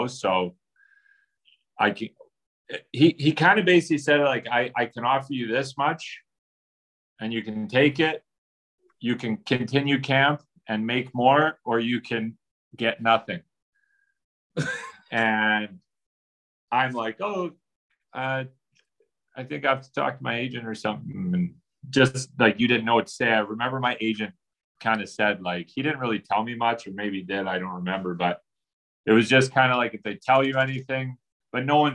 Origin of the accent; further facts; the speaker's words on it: Edmonton, Alberta, Canada; I'm from Edmonton